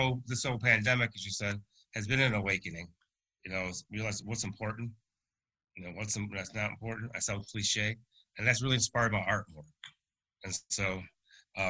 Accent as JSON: {"language": "English", "region": "upstate New York", "country": "United States", "moved": "yes", "lives_now": "Winston-Salem, United States", "said": "we're originally from New York, upstate"}